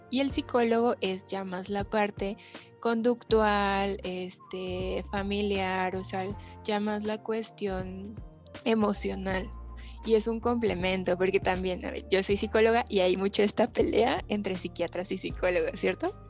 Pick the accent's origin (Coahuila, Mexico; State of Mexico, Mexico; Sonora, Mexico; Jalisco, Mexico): Jalisco, Mexico; Guadalajara; somos de Guadalajara y aquí son dos instituciones principales